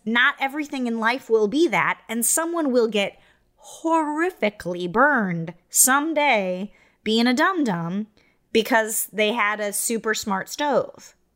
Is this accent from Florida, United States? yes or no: no; Iowa, United States; moved away as an adult; I grew up in Iowa